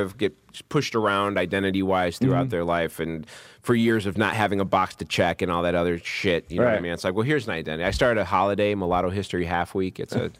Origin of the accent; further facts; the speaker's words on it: Chicago, Illinois, United States; I grew up in Chicago, uh-huh. Very American, like live here and learn this place type of childhood.